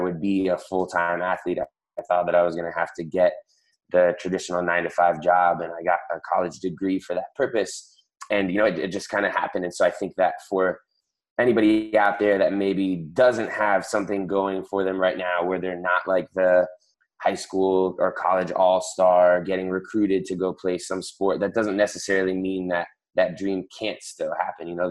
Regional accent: Miami, Florida, United States; I am from Miami, Florida, and I am a CrossFit Games athlete

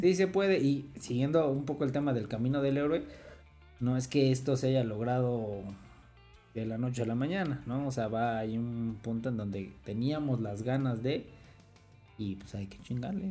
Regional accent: Mexico; no soy el mexicano cliché

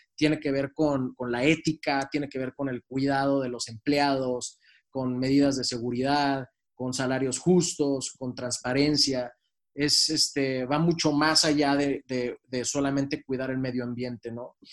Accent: Mexico; siendo mexicanos

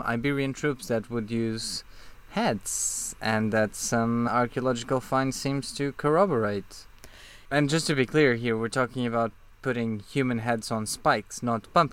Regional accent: Portugal; born or raised there

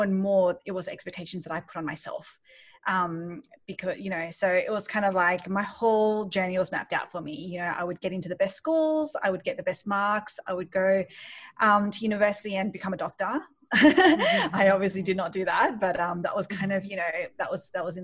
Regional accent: Sydney, New South Wales, Australia; moved away as an adult; also born or lived in Malaysia; now in New York, United States; I grew up in Australia, in Sydney, and I've just moved to New York

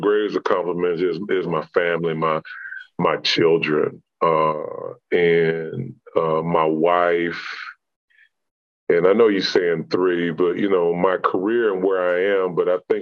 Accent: Houston, Texas, United States; born and raised in Houston

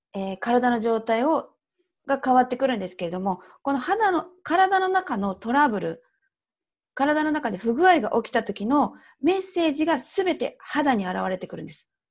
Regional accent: Tokyo, Japan; accent: Tokyo dialect / standard Japanese; 今、東京弁、まあ、標準語なんです

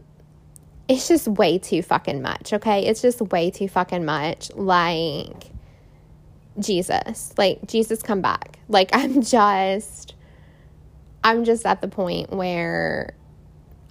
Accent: Indiana, United States; now in Houston, United States; my hometown, Indiana, up north

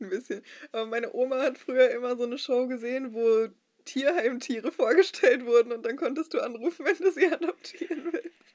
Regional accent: Dortmund, North Rhine-Westphalia, Germany; in meiner Heimatgemeinde in Dortmund, als ich selber noch Teenkreis-Teilnehmerin war

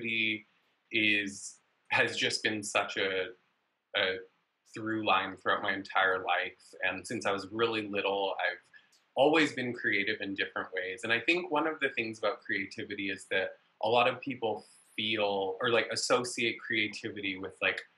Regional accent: Vancouver, British Columbia, Canada; now in Los Angeles, United States; I was born in Vancouver, BC, up in Canada, but been in Los Angeles for quite a while.

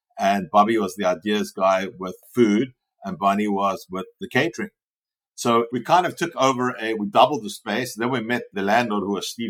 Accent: Cape Town, Western Cape, South Africa; moved away as an adult; now in Los Angeles, United States; I was born in Cape Town, South Africa, and my background is finance economics. I left South Africa when I was 23

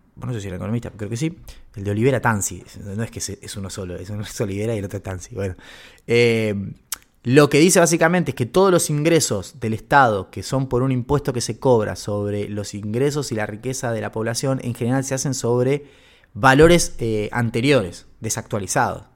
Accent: Argentina

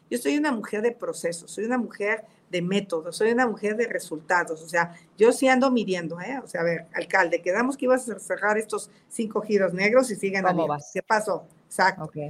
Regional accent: Tepatepec, Hidalgo, Mexico; Vengo de Catepec, soy una mujer de esfuerzo.

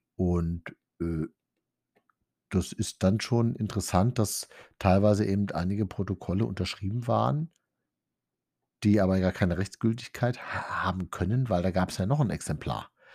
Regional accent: Diedersdorf, Brandenburg, Germany; bei uns in Diedersdorf

